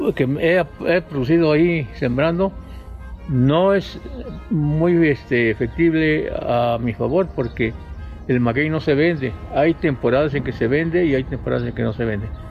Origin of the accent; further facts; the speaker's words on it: Sierra Sur, Oaxaca, Mexico; now in Oaxaca, Mexico; yo en mi pueblo, desde muy pequeño, a la edad de 7, 8 años, ya trabajaba en la tierra.